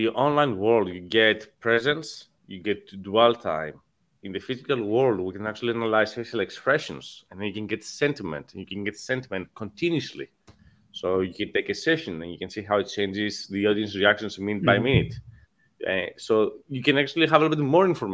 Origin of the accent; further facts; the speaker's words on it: Greece; moved away as an adult; now in United States; born and raised in Greece, came to the US in 2011.